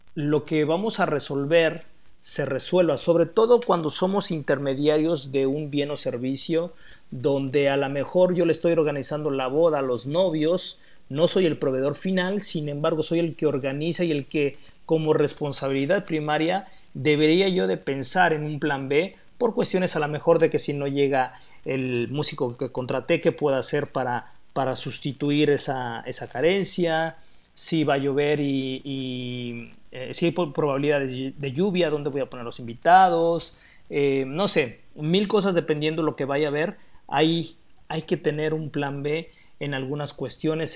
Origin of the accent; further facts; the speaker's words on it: Mexico; los somos mexicanos